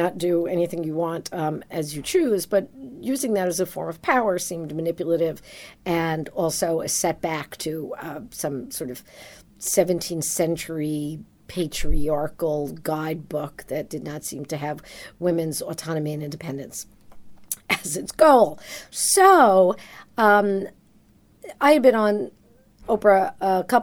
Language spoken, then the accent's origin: English; New York, United States; I grew up in New York.